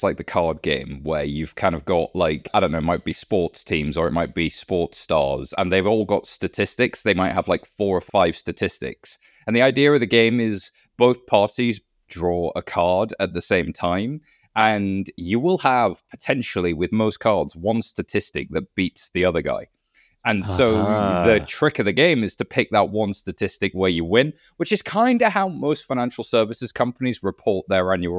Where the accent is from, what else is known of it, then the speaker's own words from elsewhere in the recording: United Kingdom; I'm British.